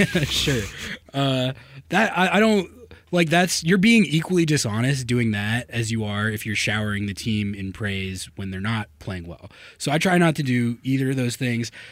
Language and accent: English; Santa Fe, New Mexico, United States; now in Seattle, United States; I'm from Santa Fe, New Mexico